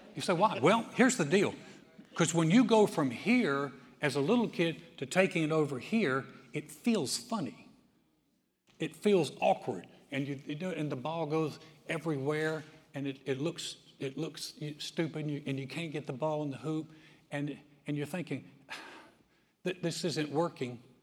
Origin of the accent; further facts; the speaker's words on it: North Carolina, United States; now in Texas, United States; I grew up in North Carolina